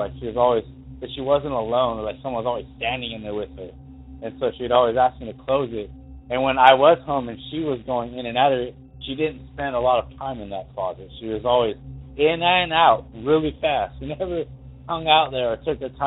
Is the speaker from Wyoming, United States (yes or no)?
yes; Douglas, Wyoming, United States; now in Springfield, United States; I'm from Douglas, Wyoming, originally